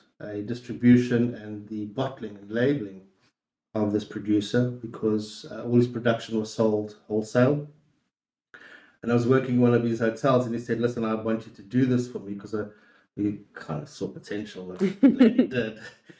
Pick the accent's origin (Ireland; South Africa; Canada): South Africa; accent: South African; moved away as an adult; also born or lived in Portugal; But I'm also Portuguese. So I was born and grew up in South Africa. I went to school in South Africa.